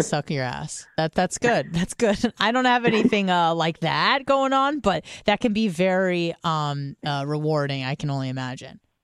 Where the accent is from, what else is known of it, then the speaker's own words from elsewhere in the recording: San Diego, California, United States; moved away; I would go home to San Diego, at, when I first moved away